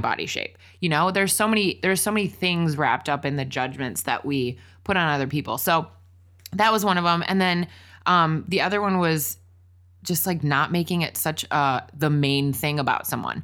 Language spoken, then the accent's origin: English; Wisconsin, United States; also born or lived in Washington, D.C.; now in Los Angeles, United States; we both spent a lot of years growing up in Wisconsin